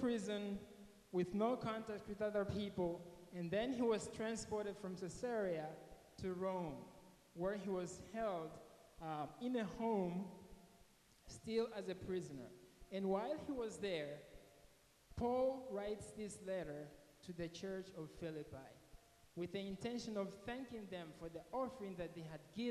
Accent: Mozambique; moved away; I'm from Mozambique, Africa

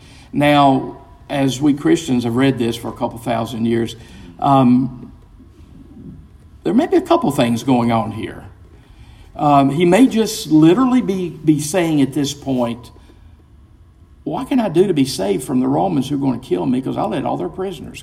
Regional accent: American Southerner, United States; it's an objective fact that I'm American. You ask me, are you a Southerner? And I say, well, I hope so. I'm trying to be

